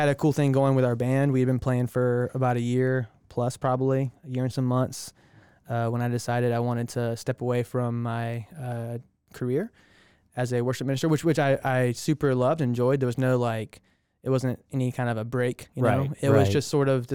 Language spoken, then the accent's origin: English; Aiken, South Carolina, United States; also born or lived in Florida / Augusta, Georgia; Aiken's really where I grew up